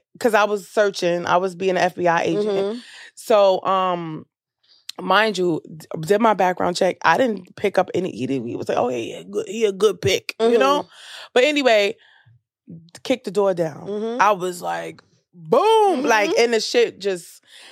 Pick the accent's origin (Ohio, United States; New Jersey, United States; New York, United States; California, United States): New York, United States; New York City; I'm from Brooklyn